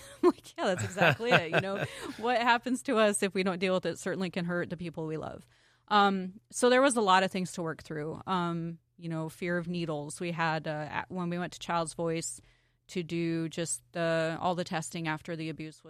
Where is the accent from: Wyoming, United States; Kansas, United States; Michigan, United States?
Wyoming, United States; Glendale; also born or lived in Montana; I was born in Montana. I went most of my school years in Wyoming, various places in Wyoming, but a majority of, like, high school was in Glendale, which is a tiny little town, about 200 people now.